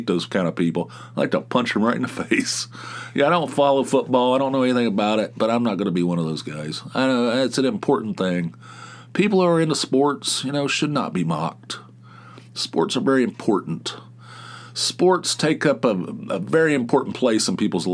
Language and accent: English; United States; I'm a male who grew up in the United States